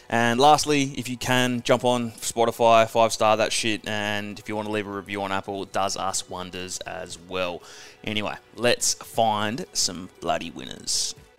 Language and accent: English; Perth, Western Australia, Australia; moved away; it's my hometown. I do love Perth